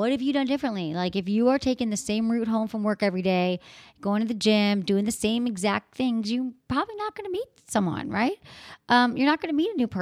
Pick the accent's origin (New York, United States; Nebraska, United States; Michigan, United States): Michigan, United States; moved away; from Michigan, my home state